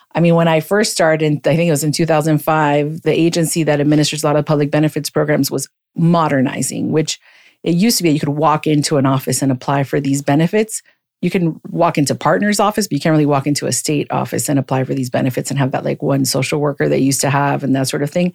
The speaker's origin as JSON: {"language": "English", "town": "Miami", "region": "Florida", "country": "United States", "tie": "born or raised there", "said": "I grew up in Miami. I'm a Miami native"}